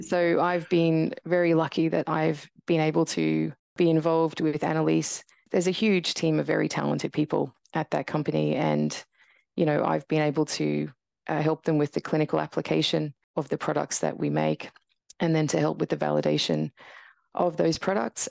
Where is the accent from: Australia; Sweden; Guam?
Australia; Brisbane, Queensland; moved away as an adult; also born or lived in Tasmania / Canada / United Kingdom; heading back to Brisbane, which is where I grew up